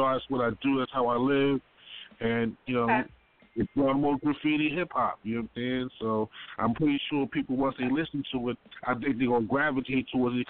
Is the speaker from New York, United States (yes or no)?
no; Baltimore, Maryland, United States; I'm from Baltimore